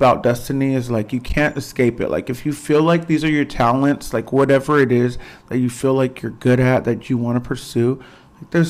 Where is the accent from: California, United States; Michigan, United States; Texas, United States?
Texas, United States; Fort Worth; also born or lived in Dallas / New York; Yeah, Fort Worth, Texas. Yeah, 11 days old, adopted. And right here, Fort Worth, Texas